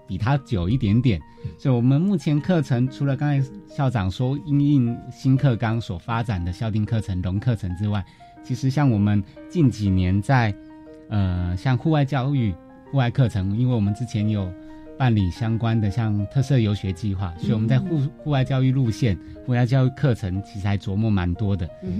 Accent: Penghu County, Taiwan; 我刚好就在我们龙门 国小隔壁隔壁村，所以离其实如果老家来到龙门国小，大概两三分钟就

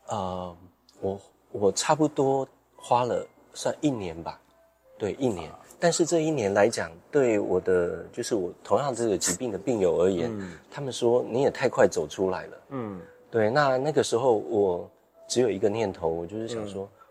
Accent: Pingtung County, Taiwan; moved away as an adult; also born or lived in Hsinchu; 我从新竹北部，然后，呃，就是又回到自己的老家屏东

